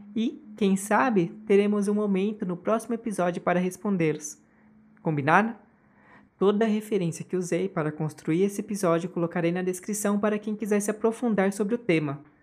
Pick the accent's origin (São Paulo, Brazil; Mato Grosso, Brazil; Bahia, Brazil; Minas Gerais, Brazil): São Paulo, Brazil; Osasco; já eu nasci em 1990, em Osasco, São Paulo. Eu nasci em hospital, cresci perto dos meus avós